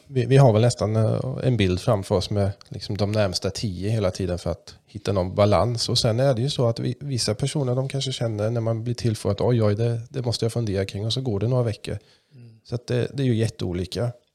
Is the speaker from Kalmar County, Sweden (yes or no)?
yes; Kalmar, Kalmar County, Sweden; accent: mix of German and Kalmar; first language German; Swedish is a second language